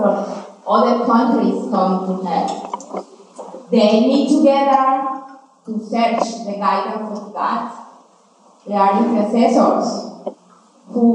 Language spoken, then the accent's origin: English; Colombia; English is a second language; moved away; also born or lived in Cali, Colombia / Bogota, Colombia; I grew up in between two cities in Colombia, Cali and Bogota.